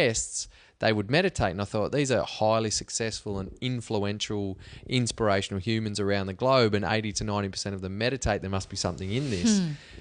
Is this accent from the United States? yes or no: no; Cobar, New South Wales, Australia; moved away; I grew up in Cobar, which is a long way from anywhere that I want to live